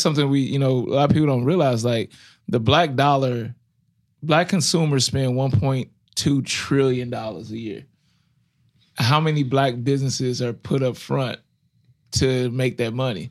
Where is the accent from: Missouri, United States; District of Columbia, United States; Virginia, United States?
Missouri, United States; Ferguson; I grew up in Ferguson